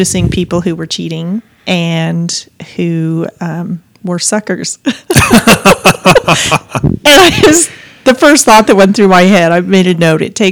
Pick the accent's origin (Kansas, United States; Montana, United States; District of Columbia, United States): Montana, United States; Missoula; moved away; my hometown in Montana, Missoula